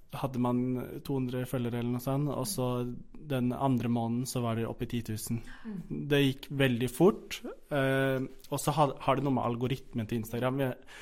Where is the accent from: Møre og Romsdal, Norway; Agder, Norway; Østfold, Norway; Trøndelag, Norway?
Østfold, Norway; Fredrikstad; moved away as an adult; now in Oslo, Norway; jeg er ikke fra Oslo. Jeg er fra Fredrikstad